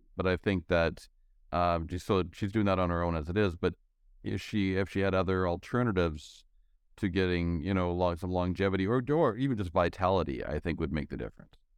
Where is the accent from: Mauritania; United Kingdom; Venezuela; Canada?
Canada; I'm from Canada